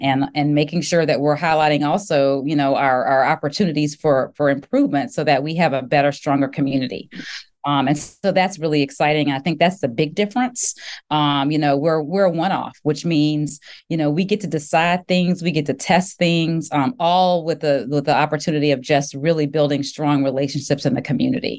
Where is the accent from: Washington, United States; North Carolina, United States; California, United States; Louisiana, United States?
Louisiana, United States; Baton Rouge; also born or lived in Virginia / Greenville / Indianapolis; now in Dallas, United States; I am from Baton Rouge, Louisiana